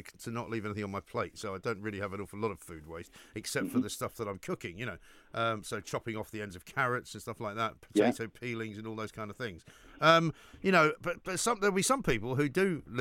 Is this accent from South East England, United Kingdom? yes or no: no; London, United Kingdom; growing up in North London